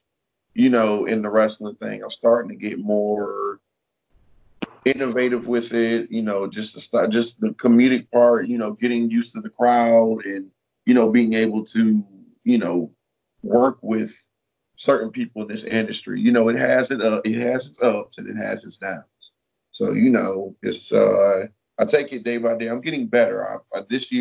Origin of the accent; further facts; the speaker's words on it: Detroit, Michigan, United States; now in Georgia, United States; Originally, I am from Detroit, Michigan